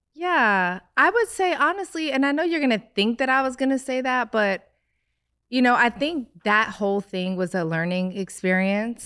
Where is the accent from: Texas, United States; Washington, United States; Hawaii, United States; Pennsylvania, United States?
Pennsylvania, United States; Philadelphia; I grew up in Philly